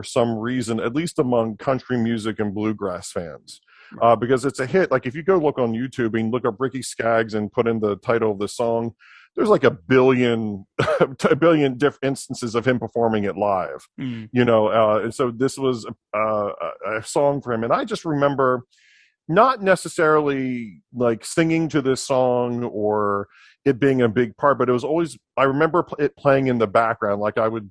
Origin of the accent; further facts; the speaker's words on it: Southern Delaware, United States; I have born and raised in Southern Delaware